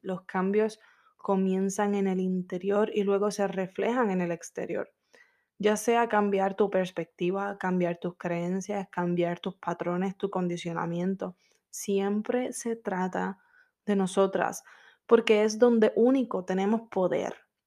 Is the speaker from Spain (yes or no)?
no; Puerto Rico; moved away as an adult; now in Orlando, United States; Yo soy caribeña, soy de PR